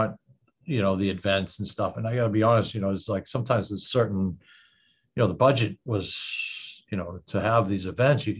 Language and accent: English; Boston, Massachusetts, United States